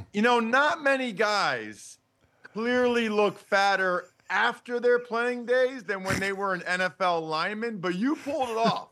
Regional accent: Wyomissing, Pennsylvania, United States; we're both from Wyomissing, Pennsylvania.

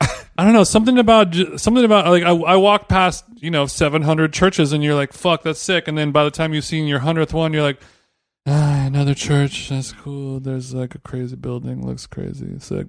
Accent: United States; we're American

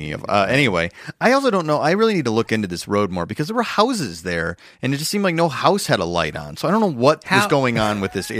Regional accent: Schaumburg, Illinois, United States; Schaumburg, Illinois.

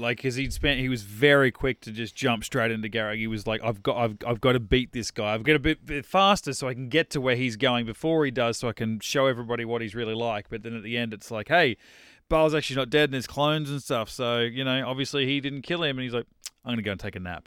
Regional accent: Australia; I'm Australian

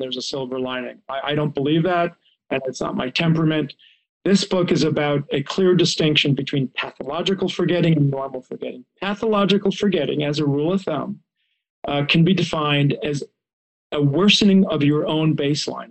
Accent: Israel; now in United States; I grew up in Israel

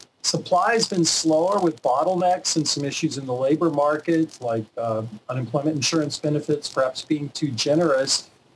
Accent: the South, United States; You mentioned Florida. I'm from the South. There's an expression, fixing to do something.

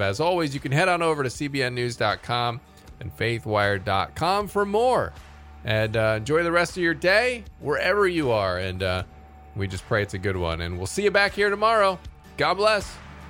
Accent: United States; as an American

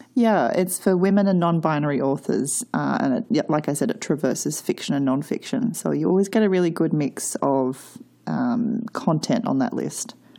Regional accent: Australia; when I was learning Australian history

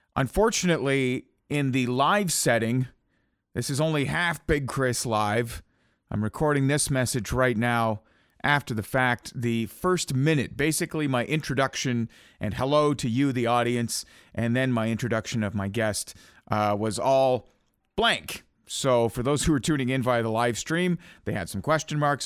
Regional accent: Almonte, Ontario, Canada; I'm from Almont, Ontario

